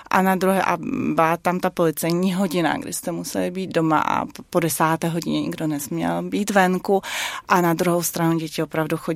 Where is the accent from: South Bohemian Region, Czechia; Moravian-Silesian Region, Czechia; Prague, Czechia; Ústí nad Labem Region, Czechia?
Prague, Czechia; born there; jsem ráda, že u jedné z těch cest jsem se narodila zrovna v Praze, ne v Pekingu.